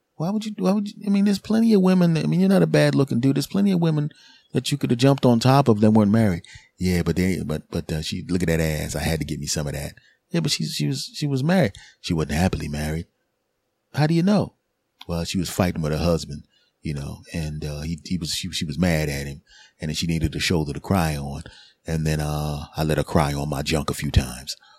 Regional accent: Philadelphia, Pennsylvania, United States; moved away as an adult; now in New Jersey, United States; I'm originally from, I'm in Jersey now, but I'm originally from Philadelphia. So I have my original friends from Philly, my original comedy friends and people I grew up

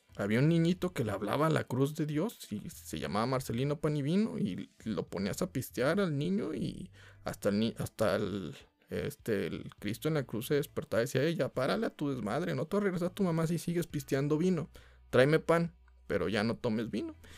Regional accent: Mexico; como mexicanos

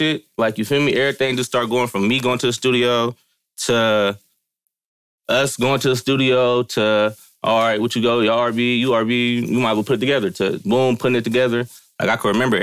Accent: Vallejo, California, United States; I'm from the Crest.

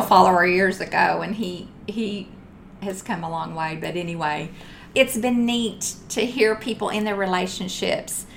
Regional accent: Texas, United States; I'm from Texas.

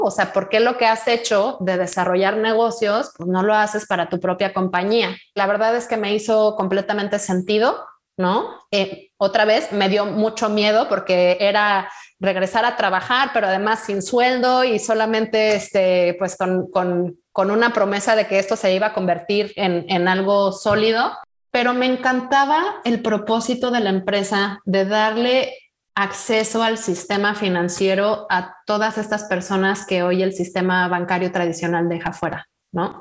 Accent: Morelia, Michoacán, Mexico; moved away; yo soy de Morelia, hace ya unos, unos añitos que, viví mi infancia allá

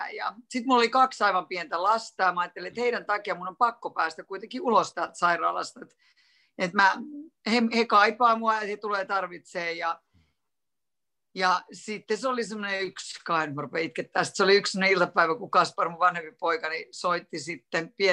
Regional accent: Helsinki, Uusimaa, Finland; now in Punkaharju, Finland; mä oon niin kasvanut ja käynyt kouluni Helsingissä ja sieltä mä oon niin kotoisin. Mutta nyt me ollaan kymmenen vuotta asuttu täällä Punkaarjulla

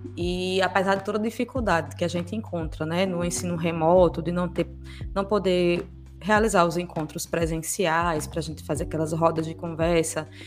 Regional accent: João Pessoa, Paraíba, Brazil; Eu sou natural de João Pessoa, eu nasci em João Pessoa

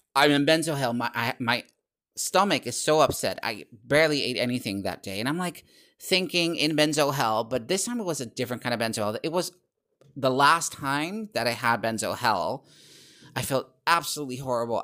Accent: Netherlands; English is a second language; my fellow countrymen and women

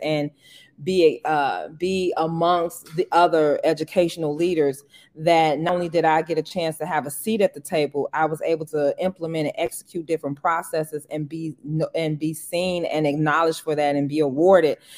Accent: Harvey, Illinois, United States; moved away; also born or lived in Boston; leave my hometown and be exposed to other things outside of Harvey

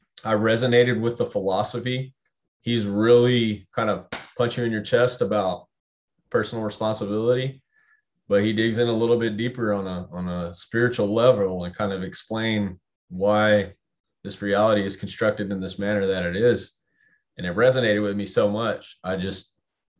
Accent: Temple, Texas, United States; moved away; also born or lived in Dallas, Texas / Austin, Texas; We're from Temple, an hour north.

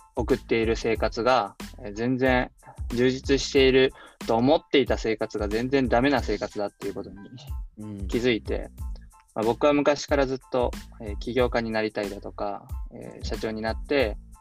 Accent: Osaka, Japan; moved away as an adult; now in Yatsugatake, Japan; 僕は大阪の天王寺っていうところ出身なんですけど

